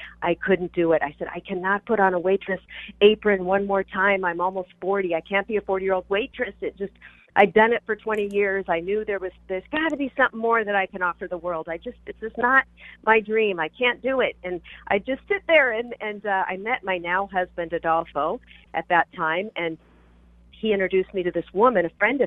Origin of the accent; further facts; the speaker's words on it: Seattle, Washington, United States; moved away as an adult; also born or lived in Los Angeles / Chicago / Orange County; I'm from Seattle. So I moved down